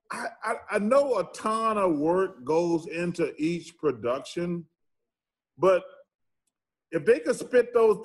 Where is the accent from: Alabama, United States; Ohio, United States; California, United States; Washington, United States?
Alabama, United States; I grew up black in Alabama